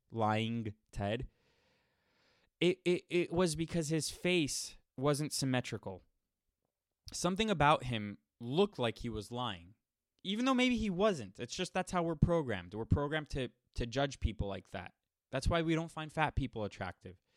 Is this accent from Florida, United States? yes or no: yes; Miami, Florida, United States; I grew up in Miami, Miami, Florida